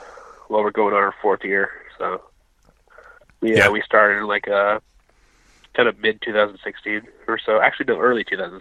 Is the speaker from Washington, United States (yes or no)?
yes; Colville, Washington, United States; Like, I'm from Colville, and a lot of people call that Colville. That's a town like 80 miles north of here, and there's a Colville Indian tribe too.